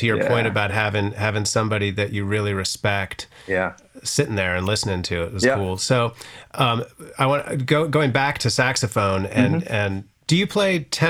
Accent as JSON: {"language": "English", "town": "Charlottesville", "region": "Virginia", "country": "United States", "tie": "born or raised there", "said": "growing up in Charlottesville, you know, I was thinking about this. There's definitely a Virginia connection with us that I find interesting"}